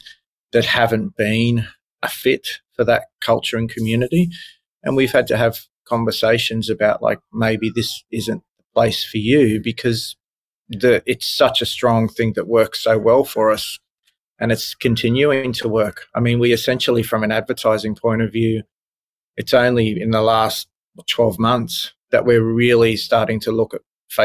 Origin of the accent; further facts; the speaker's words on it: country Queensland, Australia; also born or lived in Brisbane; I grew up in a country town in country Queensland